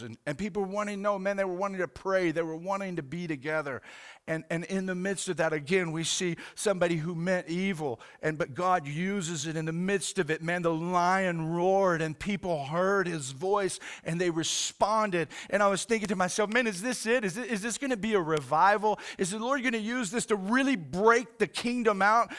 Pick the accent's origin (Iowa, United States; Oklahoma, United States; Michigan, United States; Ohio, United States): Oklahoma, United States; Oklahoma City; I grew up in Oklahoma City